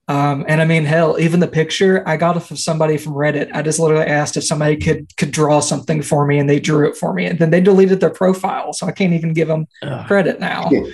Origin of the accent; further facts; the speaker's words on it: Central Kentucky, United States; I'm from Central Kentucky.